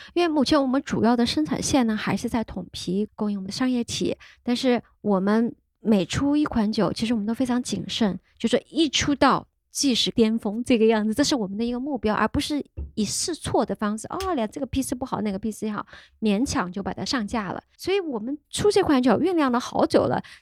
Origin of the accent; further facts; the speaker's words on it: Chengdu, Sichuan, China; moved away as an adult; also born or lived in United States; now in Chengdu, China; 四川人、成都人